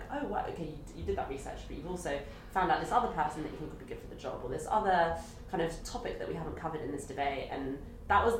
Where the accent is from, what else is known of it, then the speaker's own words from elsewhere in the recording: London, United Kingdom; I'm from London, so like, this is home, and like, this is all I know